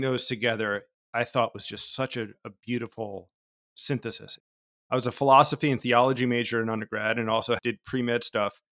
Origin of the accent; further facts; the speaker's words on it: New Jersey, United States; I was born in New Jersey in the eighties